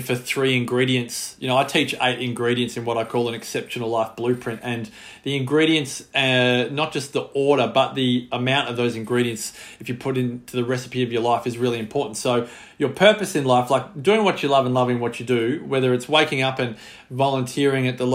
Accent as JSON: {"language": "English", "country": "Australia", "said": "as an Australian"}